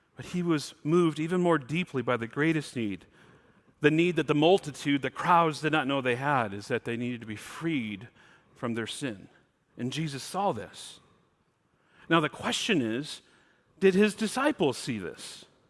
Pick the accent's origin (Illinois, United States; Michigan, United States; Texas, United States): Michigan, United States; Mount Morris; now in Pacific Northwest, United States; I'm from Mount Morris